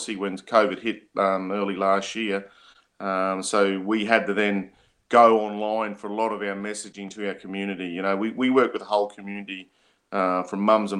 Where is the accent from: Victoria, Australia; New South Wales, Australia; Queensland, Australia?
Queensland, Australia; Murgon; moved away; He's from up home, from where I'm from. He's mobs from Sherbourg. I'm from Mergen